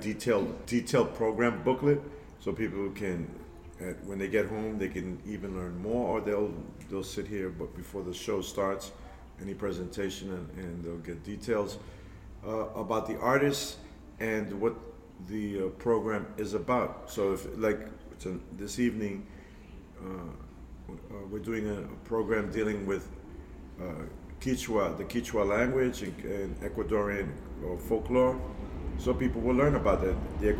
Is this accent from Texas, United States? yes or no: no; New York City, New York, United States; I grew up in the Melrose Projects, East 153rd Street, Cortland Avenue, on the top of the hill, 681. There were Polish people in the South Bronx, of course, the African American community. I happened to be Puerto Rican, New Yorkian specifically.